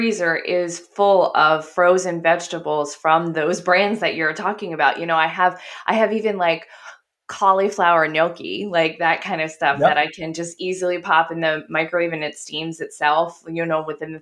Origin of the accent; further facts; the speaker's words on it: Southern New Jersey, United States; I'm from Cranberry Bogville. Like there's cranberry bogs everywhere around here. I'm right by Chatsworth